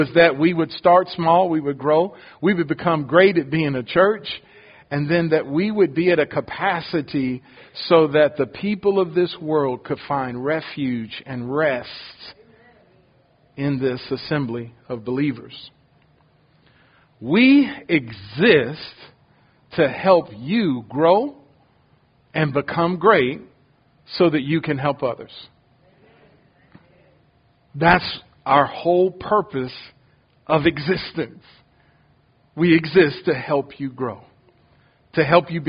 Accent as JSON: {"language": "English", "town": "Detroit", "region": "Michigan", "country": "United States", "tie": "born or raised there", "also_born_or_lived": "Ohio / Jacksonville, Florida", "moved": "yes", "lives_now": "Houston, United States", "said": "I was born in Ohio, but I grew up in Detroit, Michigan, since I was 3 years old"}